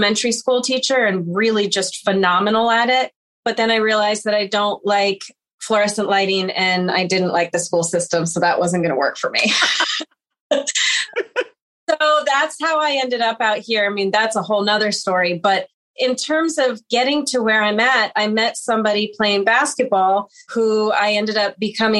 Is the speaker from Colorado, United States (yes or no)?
yes; Boulder, Colorado, United States; moved away; I am originally from Boulder, Colorado. I still go home to the same house that I grew up in.